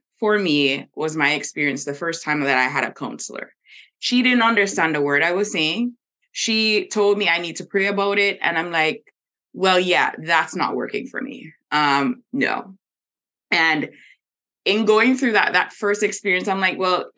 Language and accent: English; Jamaica; moved away; I'm originally from Jamaica, and Jamaica is very religious